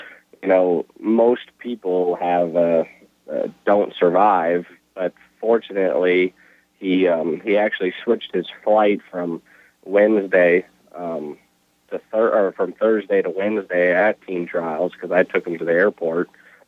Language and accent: English; Washington, United States; moved away; also born or lived in Nebraska / Arkansas; I'm from Washington State originally